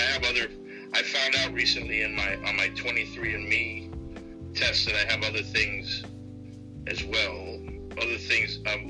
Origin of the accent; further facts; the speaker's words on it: Miami, Florida, United States; also born or lived in New York City; I grew up in Miami, Coral Gables, Miami area. I was born in New York, but we left New York City when I was 4 and moved to Florida.